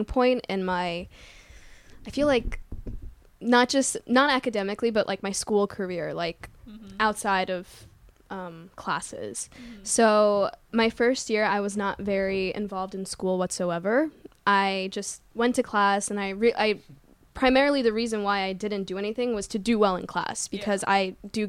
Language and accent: English; New Jersey, United States; I was born and raised in Jersey